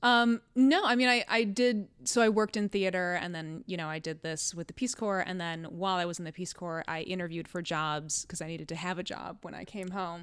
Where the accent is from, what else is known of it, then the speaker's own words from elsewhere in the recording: Cleveland, Ohio, United States; moved away as an adult; now in Connecticut, United States; I'm from Ohio. I'm from Cleveland